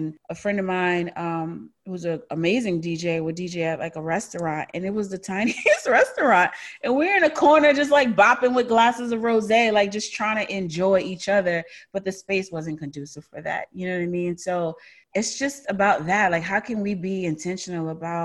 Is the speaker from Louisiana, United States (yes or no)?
yes; New Orleans, Louisiana, United States; moved away as an adult; also born or lived in New York; now in Austin, United States; I'm from New Orleans, born and raised, first 25 years of my life